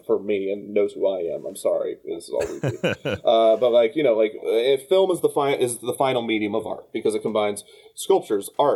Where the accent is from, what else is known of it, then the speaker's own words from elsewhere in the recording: Kansas City, Missouri, United States; I grew up in Kansas City and we have Worlds of Fun